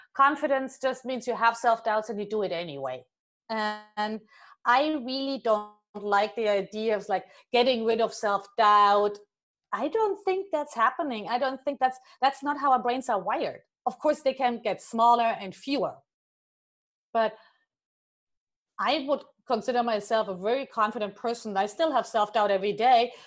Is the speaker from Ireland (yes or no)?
no; Germany; moved away; I'm originally from Germany